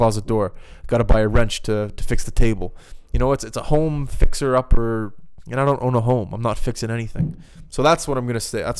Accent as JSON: {"language": "English", "town": "Halifax", "region": "Nova Scotia", "country": "Canada", "tie": "born or raised there", "also_born_or_lived": "West Coast of Canada", "moved": "as an adult", "said": "I'm from the East Coast."}